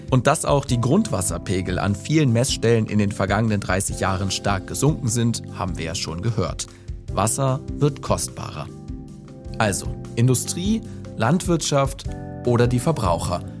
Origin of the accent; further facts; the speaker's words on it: Hanover, Lower Saxony, Germany; Also ich denke da jetzt an meine Heimatregion Hannover, die dieses Jahr zum ersten Mal eine Allgemeinverfügung erlassen hat